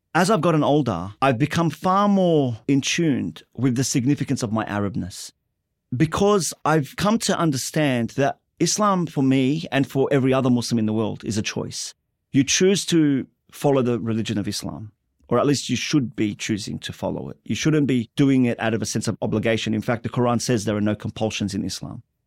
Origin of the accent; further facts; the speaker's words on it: Sydney, New South Wales, Australia; also born or lived in Lakemba, Sydney; I was born in Sydney's Inner West to a first generation Lebanese migrant family